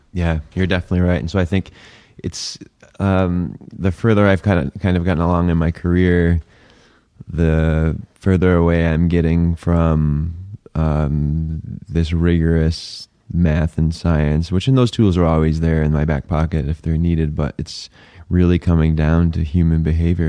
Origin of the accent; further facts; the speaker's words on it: New Hampshire, United States; now in Phoenix, United States; I grew up in New Hampshire